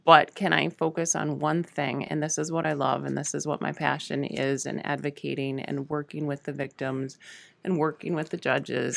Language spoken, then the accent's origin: English; Hayward, Wisconsin, United States; also born or lived in Spooner, Wisconsin / Shell Lake, Wisconsin; the family moved up to Hayward. I finished high school up there